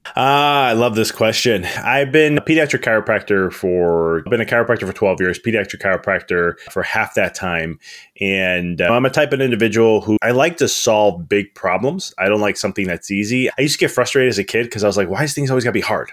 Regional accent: Chicago, Illinois, United States; moved away as an adult; now in Knoxville, United States; I'm from Chicago originally, and I moved to Na-, Knoxville in December

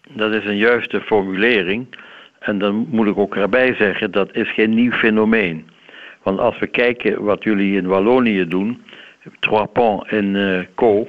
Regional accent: Limburg, Netherlands; ik ben zelf een Limburger hoor, dus dat is geen Hollander.

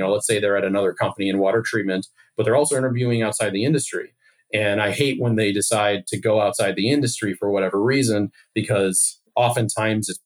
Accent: Chicago, Illinois, United States; also born or lived in Hickory, Kentucky; I grew up in the suburbs of Chicago

